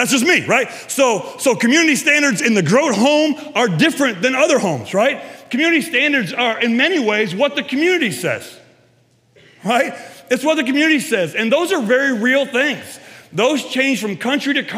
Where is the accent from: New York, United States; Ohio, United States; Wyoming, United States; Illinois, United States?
Ohio, United States; Castalia; I grew up in Castalia